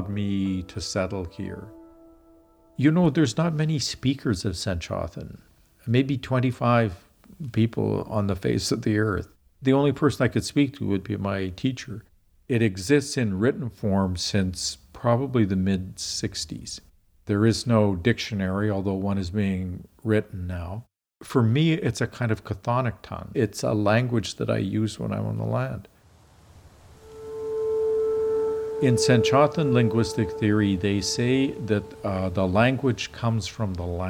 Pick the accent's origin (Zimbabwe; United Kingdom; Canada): Canada; Regina, Saskatchewan; moved away as an adult; also born or lived in Africa / United States / China; I grew up in Regina, Saskatchewan